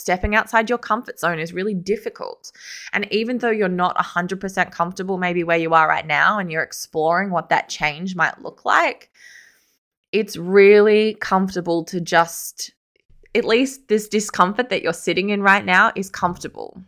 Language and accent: English; Sydney, New South Wales, Australia; I am from Sydney